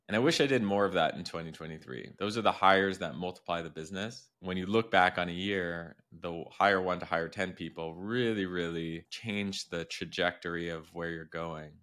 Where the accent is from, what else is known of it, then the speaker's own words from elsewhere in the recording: Montreal, Quebec, Canada; now in Miami Beach, United States; I'm from Montreal